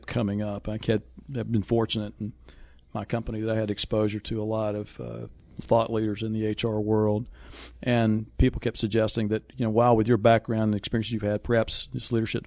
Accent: Raleigh, North Carolina, United States; moved away; also born or lived in Las Colinas, Texas; I was born in Rex Hospital in Raleigh, North Carolina

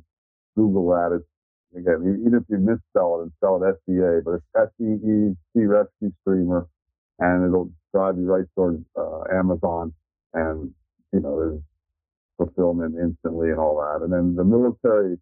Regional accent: Miami, Florida, United States; moved away; also born or lived in Tallahassee, Florida; I grew up in Miami and I went to Florida State and Tallahassee

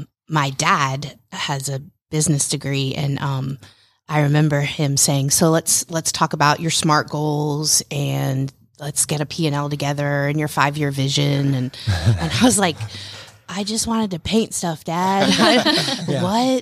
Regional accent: Roswell, Georgia, United States; I grew up in Roswell, a little north of Atlanta, mm-hmm. and it's a beautiful place to live.

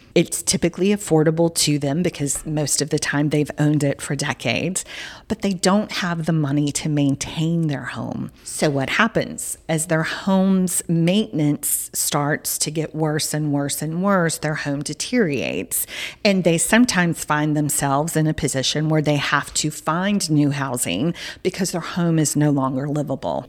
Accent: Southern United States, United States; accent: Southern; my Southern accent's now coming out

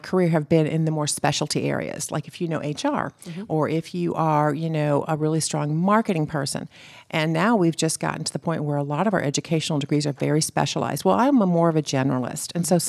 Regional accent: Florida, United States; And that's what growing up in Florida was able to do for me.

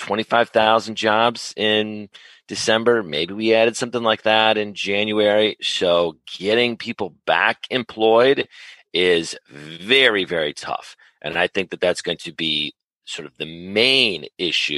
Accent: Chicago, Illinois, United States; now in Atlanta, United States; I'm originally from Chicago, born and raised, native Chicagoan

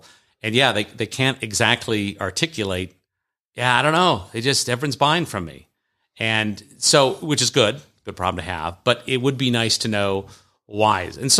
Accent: the South, United States; accent: Southern; My Southern accent. People seem to like my Southern accent.

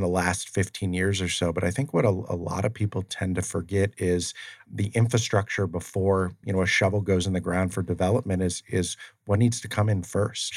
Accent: Ohio, United States; I'm from Ohio, and there's a lot of farmland

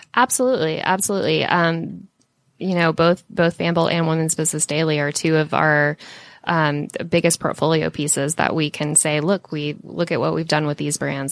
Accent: Jonesboro, Georgia, United States; I grew up and lived in Jonesboro

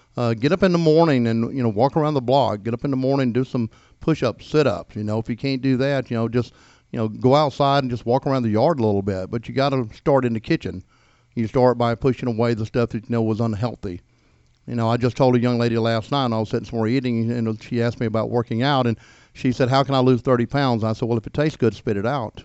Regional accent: Gainesville, Georgia, United States; also born or lived in Daytona Beach, Florida / Atlanta; I was born here in Hall County

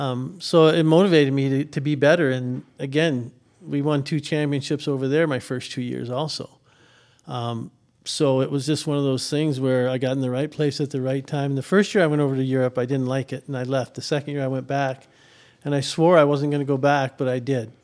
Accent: Minnesota, United States; moved away as an adult; also born or lived in Missouri; now in Atlanta, United States; I'm from Minnesota

